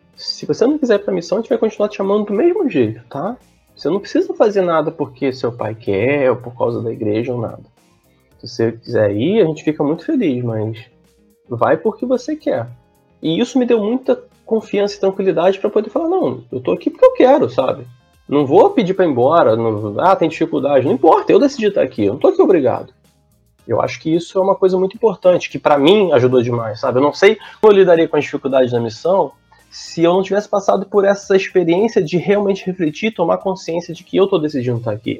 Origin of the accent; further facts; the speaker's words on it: Nova Friburgo, Rio de Janeiro, Brazil; now in Niterói, Brazil; eu sou de Nova Friburgo